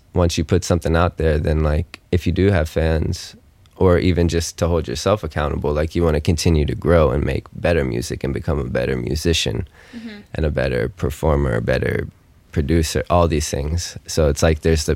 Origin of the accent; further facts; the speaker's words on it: Mount Juliet, Tennessee, United States; I'm from Nashville, Tennessee, or right outside of it, a small town called Mount Juliet